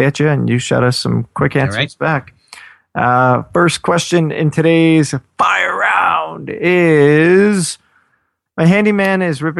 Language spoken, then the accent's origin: English; Lawrence, New York, United States; I grew up in Lawrence, New York